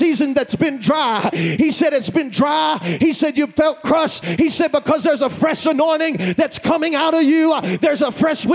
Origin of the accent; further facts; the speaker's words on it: Kentucky, United States; I'm from Kentucky